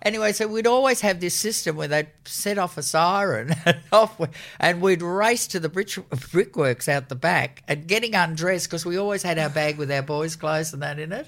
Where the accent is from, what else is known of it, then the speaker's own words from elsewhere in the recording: Sydney, New South Wales, Australia; I was born in Crown Street Women's Hospital, so that was before the war had ended.